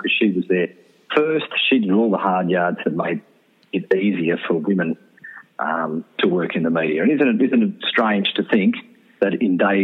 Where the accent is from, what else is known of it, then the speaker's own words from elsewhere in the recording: Canberra, Australian Capital Territory, Australia; also born or lived in Queanbeyan, New South Wales; I was born in Queanbeyan, raised in Canberra